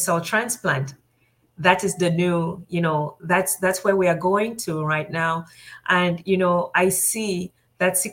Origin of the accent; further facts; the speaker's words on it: Cameroon; now in United States; I was born in Cameroon. That's a country. It's in West Africa